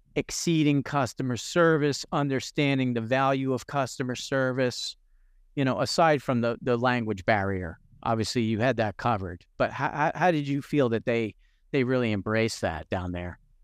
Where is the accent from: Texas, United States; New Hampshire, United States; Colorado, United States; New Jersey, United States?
New Jersey, United States; growing up in New Jersey, most of my friends were all Hispanic